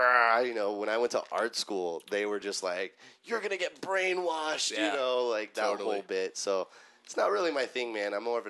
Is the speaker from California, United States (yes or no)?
yes; Los Angeles, California, United States; I'm born and raised in Southern California, LA native.